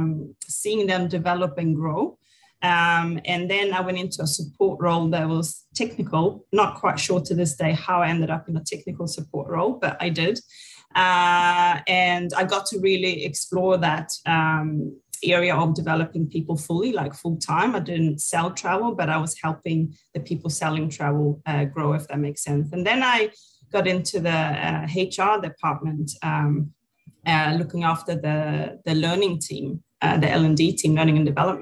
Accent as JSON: {"language": "English", "country": "Sweden", "tie": "born or raised there", "also_born_or_lived": "New Zealand", "moved": "as an adult", "lives_now": "Phuket, Thailand", "said": "I was born in Sweden many moons ago. And I grew up there to a single mother living with my sister and my mom"}